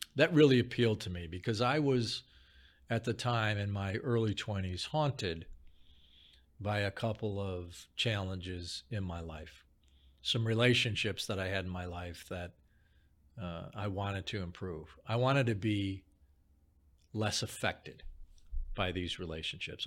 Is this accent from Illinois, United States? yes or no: yes; Chicago, Illinois, United States; I grew up in Chicago